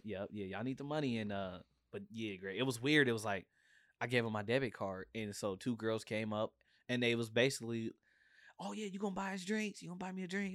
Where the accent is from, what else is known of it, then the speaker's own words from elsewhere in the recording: Portland, Oregon, United States; I'm from Portland, Oregon